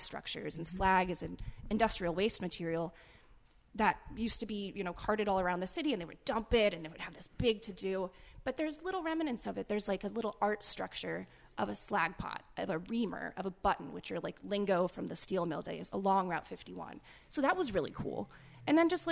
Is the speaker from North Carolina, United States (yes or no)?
no; Ohio, United States; moved away as an adult; now in Pittsburgh, United States; I'm from Ohio, but so, I came here for Duquesne